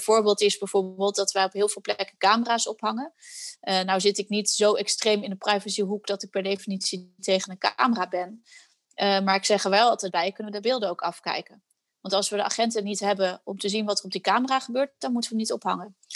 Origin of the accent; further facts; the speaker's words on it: Netherlands; wij eh, als Nederlanders